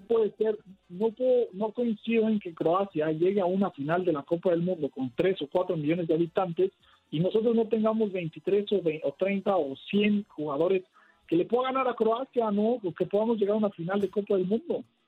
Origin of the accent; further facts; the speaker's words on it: Mexico; como mexicanos